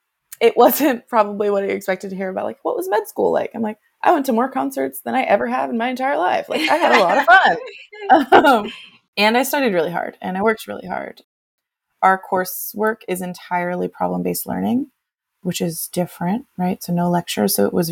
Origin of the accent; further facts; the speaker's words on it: California, United States; The challenge with growing up in the Bay Area and California in general is that the income is too high